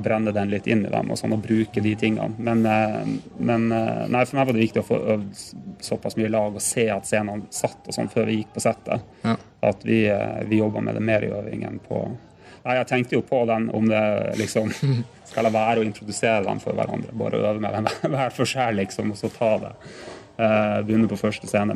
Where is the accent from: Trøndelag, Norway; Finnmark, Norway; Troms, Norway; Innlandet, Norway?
Troms, Norway; Tromsø; nå er jeg fra Tromsø